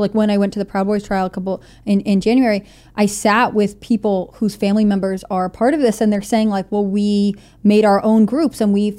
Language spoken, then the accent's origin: English; Nevada, United States; they're in trial in DC and we're from Nevada, right?